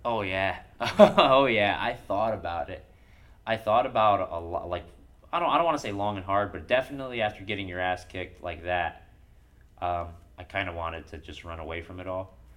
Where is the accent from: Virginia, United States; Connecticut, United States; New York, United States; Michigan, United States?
Connecticut, United States; Bridgeport; also born or lived in Dover, Delaware; I came with my mom to Bridgeport and I lived in Bridgeport for most of my younger years